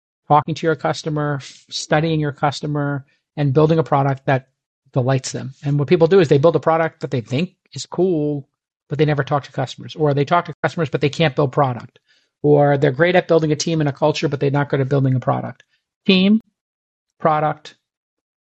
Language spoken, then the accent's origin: English; New York City, New York, United States; growing up where I grew up in Brooklyn, Bay Ridge